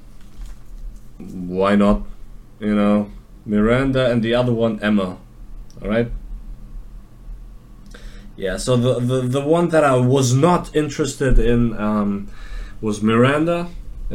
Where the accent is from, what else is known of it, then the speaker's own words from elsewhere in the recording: Germany; where are you from? I said, Germany